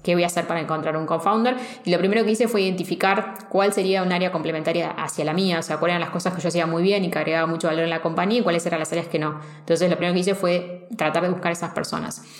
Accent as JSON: {"language": "Spanish", "country": "Argentina", "said": "vengo de Argentina"}